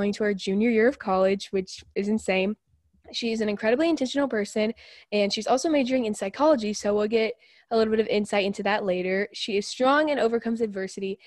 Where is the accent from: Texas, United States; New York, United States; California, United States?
Texas, United States; Houston; born or raised there